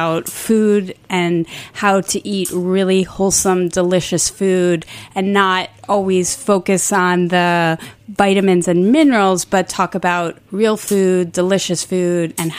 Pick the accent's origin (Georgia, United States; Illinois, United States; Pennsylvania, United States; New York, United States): New York, United States; Port Jefferson; also born or lived in Stony Brook, New York; I grew up on Long Island